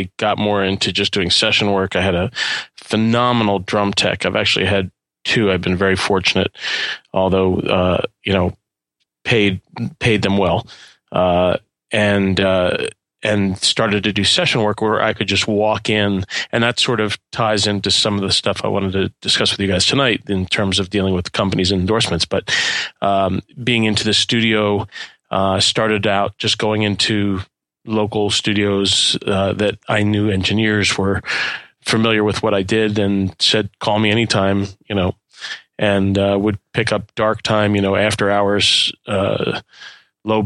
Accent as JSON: {"language": "English", "town": "Philadelphia", "region": "Pennsylvania", "country": "United States", "said": "I'm originally from Philadelphia"}